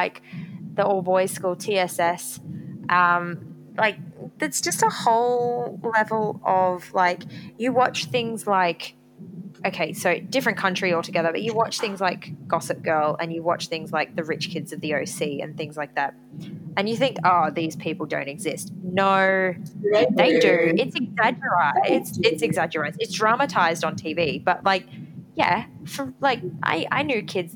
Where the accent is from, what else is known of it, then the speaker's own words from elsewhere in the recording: Gold Coast, Queensland, Australia; I grew up on the Gold Coast, Australia's version of Las Vegas